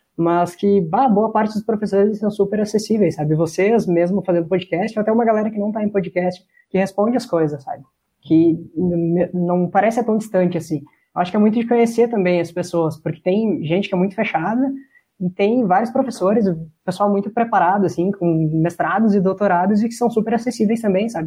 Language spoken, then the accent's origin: Portuguese; Santa Catarina, Brazil; now in Caxias do Sul, Brazil; Eu sou de Santa Catarina